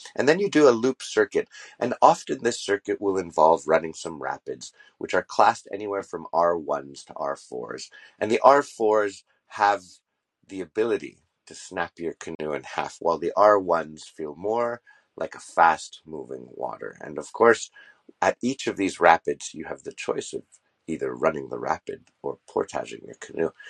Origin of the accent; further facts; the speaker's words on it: Montreal, Quebec, Canada; I'm actually born and raised in Montreal, and Montreal is a city within the province of Quebec